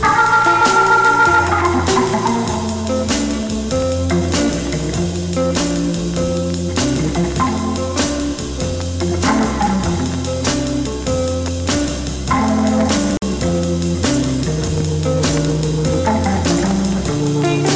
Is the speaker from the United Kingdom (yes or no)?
no; Oakland, California, United States; I'm from Oakland, San Francisco